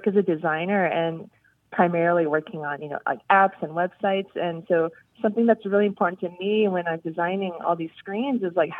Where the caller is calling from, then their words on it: Seattle, Washington, United States; I'm calling in from Seattle.